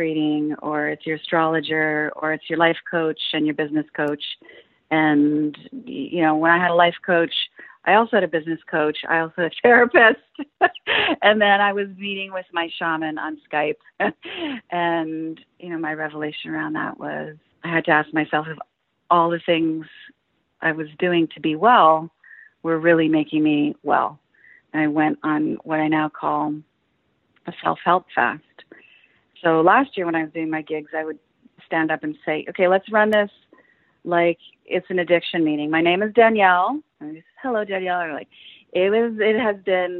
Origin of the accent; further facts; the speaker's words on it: Windsor, Ontario, Canada; now in Vancouver, Canada; I'm from Windsor, Ontario, which is right across from Detroit.